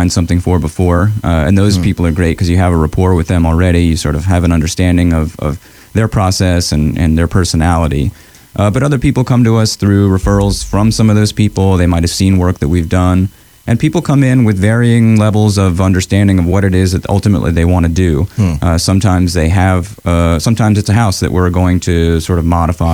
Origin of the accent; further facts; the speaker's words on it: Augusta, Georgia, United States; I grew up in Augusta.